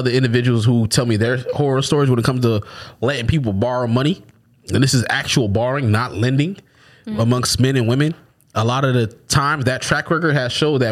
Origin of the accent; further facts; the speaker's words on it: Florida, United States; I'm from Florida